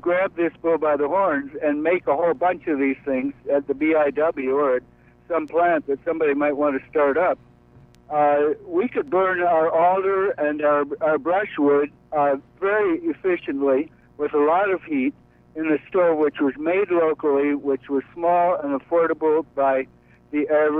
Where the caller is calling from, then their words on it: Brooklyn, New York, United States; David, I'm calling from Brooklyn.